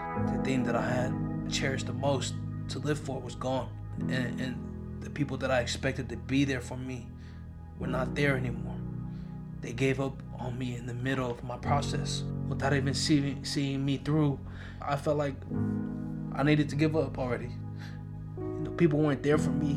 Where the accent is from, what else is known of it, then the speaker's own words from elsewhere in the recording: San Francisco, California, United States; I was born and raised in San Francisco